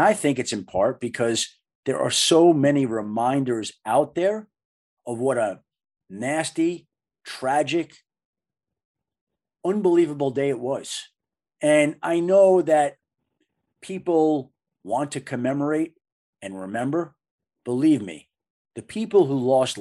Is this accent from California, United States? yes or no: no; Bellmore, New York, United States; my dear friends growing up in Belmore, New York, on Long Island